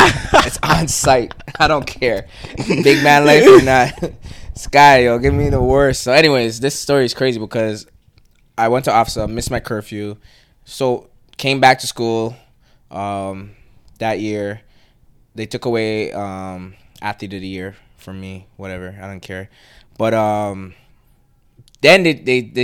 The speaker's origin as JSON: {"language": "English", "country": "Canada", "tie": "born or raised there", "also_born_or_lived": "Trinidad and Tobago"}